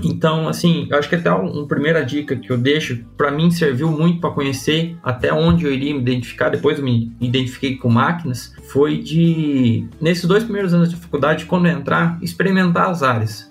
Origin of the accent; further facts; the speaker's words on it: Porto Feliz, São Paulo, Brazil; accent: caipirês; moved away as an adult; also born or lived in Botucatu, Brazil; now in Rio Verde, Brazil; vim lá de, de Porto Feliz, que é interior de São Paulo. Minha família é toda da roça, veio do campo, né? Então, sempre convivi. Eu fui criado pelos meus avós